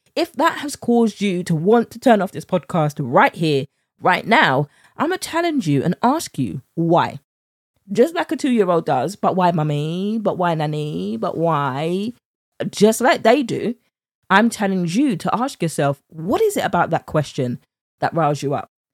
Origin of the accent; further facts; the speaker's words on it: United Kingdom; accent: British; my British accent